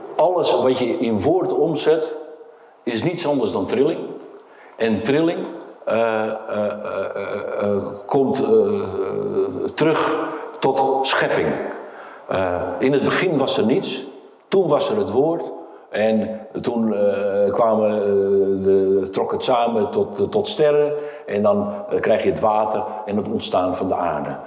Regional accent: Portugal; moved away; Ik kom oorspronkelijk uit Portugal

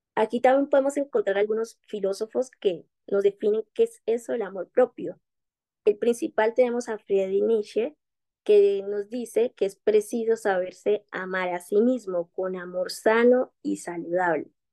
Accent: Quibdó, Chocó, Colombia; soy de Colombia, de una región muy bellísima del Pacífico colombiano, desde Quito, Chocó

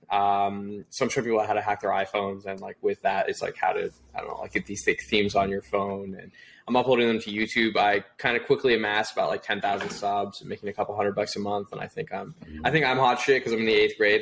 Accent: Toronto, Ontario, Canada; born and raised in Toronto, Canada.

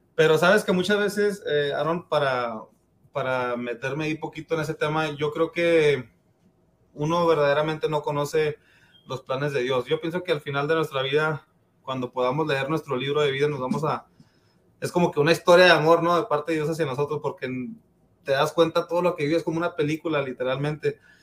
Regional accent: El Paso, Texas, United States; Yo, yo nací, crecí aquí en El Paso

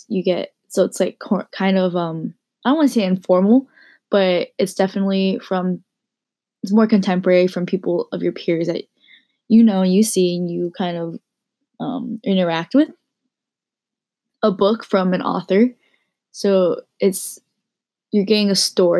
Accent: Pleasanton, California, United States; I grew up in Pleasanton, California

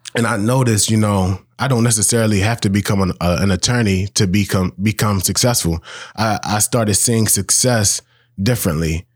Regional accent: Baltimore, Maryland, United States; I'm born, raised, bred in Baltimore.

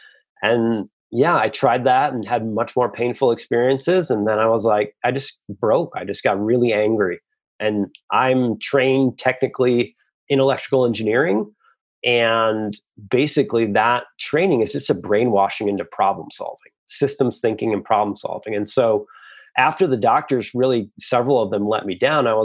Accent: Michigan, United States; I come from Michigan, I come from the Midwest

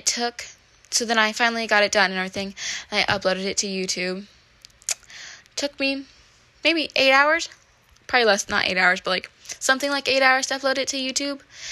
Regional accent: Midwest, United States; growing up in the Midwest in a small place

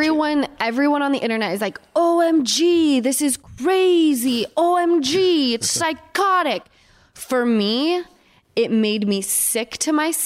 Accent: Utah, United States; now in California, United States; I was raised in Utah and I came west to California.

